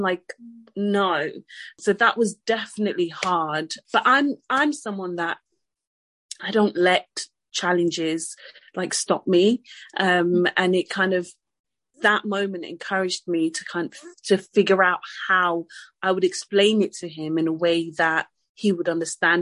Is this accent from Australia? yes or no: no; Côte d’Ivoire; also born or lived in France; now in United Kingdom; I'm French, um, I'm from the Ivory Coast as well.